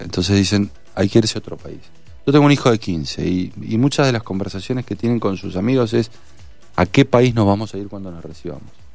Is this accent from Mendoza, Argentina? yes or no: yes; San Martín, Mendoza, Argentina; also born or lived in Santa Fe; pero nací en el interior en el, del interior de Mendoza, a 5 kilómetros de San Martín, en Alto Salvador. Eh, todos mis estudios primarios y secundarios los hice en San Martín.